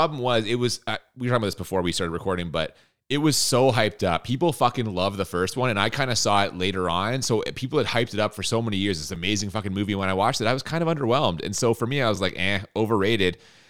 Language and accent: English; Ireland; but also I'm Irish, I love the Boondock Saints side.